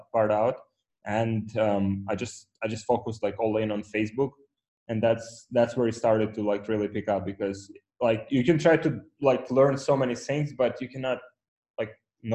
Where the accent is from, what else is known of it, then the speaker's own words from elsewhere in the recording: Ukraine; English is a second language; moved away as an adult; now in Poland; I was born in Ukraine